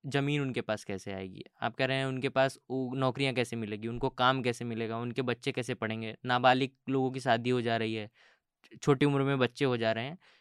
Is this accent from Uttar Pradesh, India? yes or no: yes; Mirzapur, Uttar Pradesh, India; मैं मैं जिस जगह से आता हूँ मैं हम्म। मिर्ज़ापुर से आता हूँ उत्तर हम्म। प्रदेश के